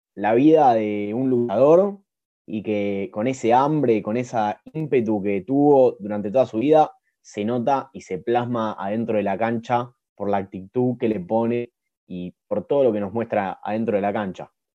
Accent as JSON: {"language": "Spanish", "country": "Argentina", "said": "siendo argentino y bien nacionalista como lo soy"}